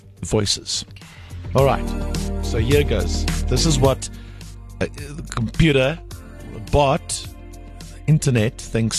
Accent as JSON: {"language": "English", "country": "South Africa", "accent": "South African"}